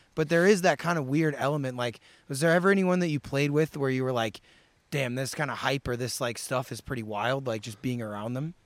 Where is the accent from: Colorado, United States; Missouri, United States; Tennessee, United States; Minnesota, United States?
Missouri, United States; St. Louis; I grew up in Saint Louis